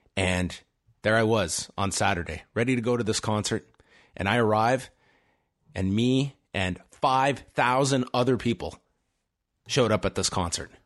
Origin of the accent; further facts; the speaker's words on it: Canada; if you grew up as a Canadian and are around the age of myself and Wei, we're thirty-four